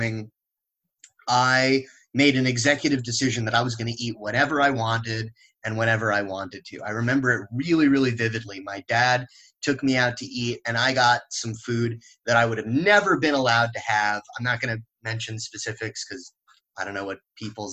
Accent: Los Angeles, California, United States; I grew up in the West Coast, mostly in Los Angeles, California.

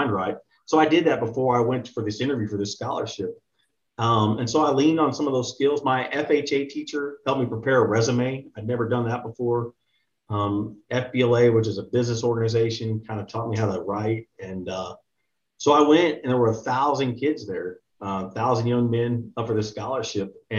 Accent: Texas, United States; I'm from Texas originally. I grew up pretty normal household

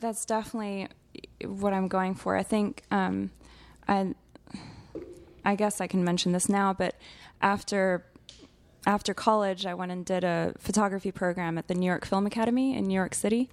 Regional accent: Geneva, Switzerland; moved away as an adult; now in Texas, United States; growing up in Switzerland

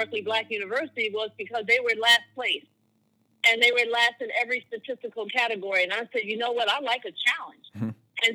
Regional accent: Maryland, United States; moved away as an adult; now in Florida, United States; I'm from Maryland.

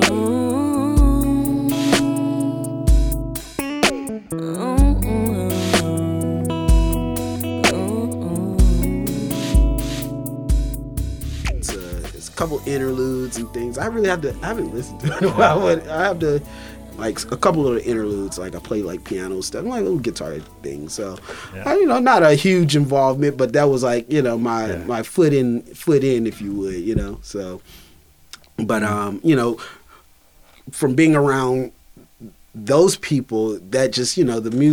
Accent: Durham, North Carolina, United States; moved away as an adult; also born or lived in Boston; now in Los Angeles, United States; I'm from Durham, North Carolina

